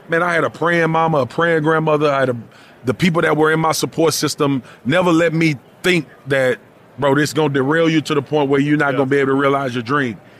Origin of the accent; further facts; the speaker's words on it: Louisiana, United States; I grew up in Louisiana